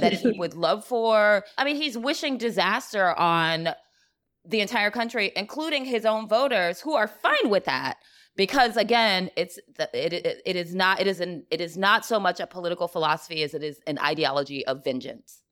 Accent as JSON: {"language": "English", "region": "the South", "country": "United States", "moved": "yes", "lives_now": "New York City, United States", "said": "I'm from the South"}